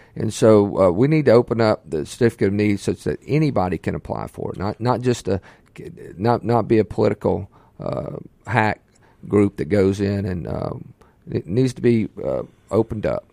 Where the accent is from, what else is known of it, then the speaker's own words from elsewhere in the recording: Ocean Springs, Mississippi, United States; also born or lived in Meridian, Mississippi; Grew up on the Mississippi Gulf Coast and Ocean Springs, Biloxi area